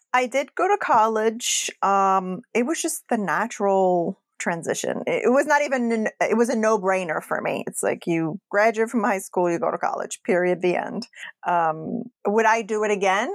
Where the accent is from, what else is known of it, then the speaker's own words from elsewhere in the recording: Casablanca, Casablanca-Settat, Morocco; moved away; I grew up in Morocco.